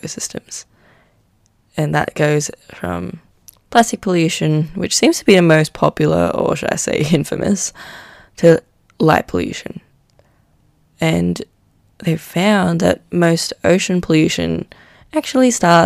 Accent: Manila, Metro Manila, Philippines; moved away; I grew up in Manila in the Philippines

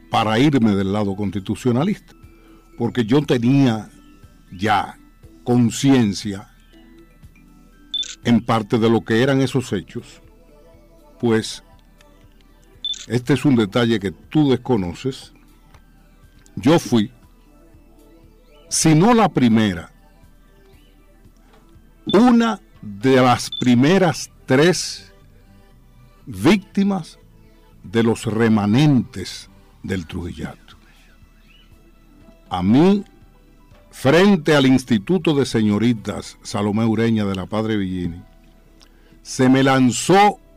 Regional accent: Santo Domingo, Distrito Nacional, Dominican Republic; yo no solamente nací en San Carlos, yo nací en las cinco esquinas. Abreu número 57

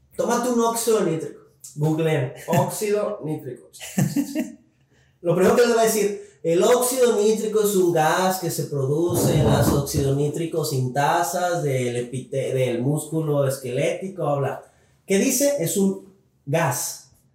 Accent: Mexico; como mexicanos

